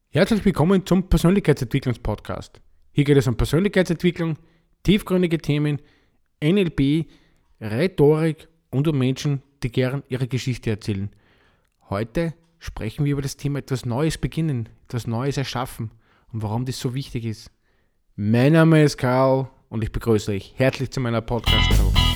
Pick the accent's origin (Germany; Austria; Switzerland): Austria; Bei uns in Österreich